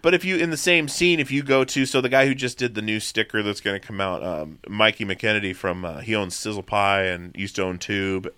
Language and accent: English; Petersburg, Alaska, United States; also born or lived in Long Beach, Washington; I grew up in Alaska. I grew up, um, I wasn't born there. I was born in Long Beach, Washington, and, uh, four months old, moved to Petersburg, Alaska